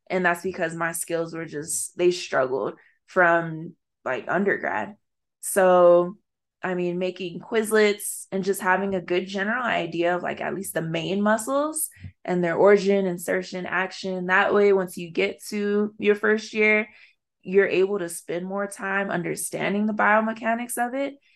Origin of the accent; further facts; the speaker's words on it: Arizona, United States; to be a Black woman growing up in Arizona in a space that's predominantly white